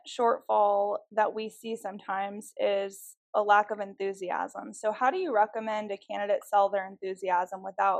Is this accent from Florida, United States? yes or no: no; rural Kansas, United States; I grew up in rural Kansas in agriculture